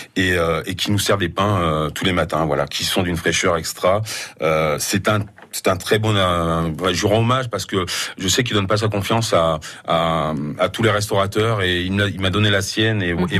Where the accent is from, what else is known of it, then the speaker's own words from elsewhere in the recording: Auvergne-Rhône-Alpes, France; je suis auvergnat, mais j'ai beaucoup voyagé dans le monde